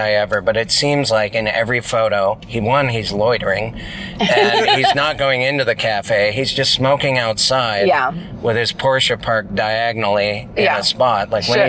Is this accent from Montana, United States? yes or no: yes; Montana, United States; growing up in Montana